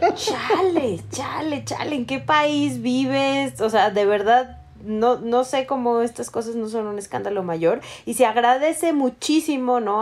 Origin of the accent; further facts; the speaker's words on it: Mexico City, Mexico; yo soy de Coyoacán